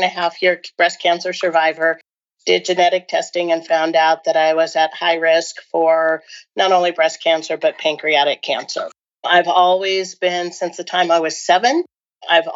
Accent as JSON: {"language": "English", "town": "Portland", "region": "Oregon", "country": "United States", "tie": "born or raised there", "lives_now": "Bend, United States", "said": "I currently live in Bend, Oregon, but I grew up in the Portland area, suburb of the Portland area"}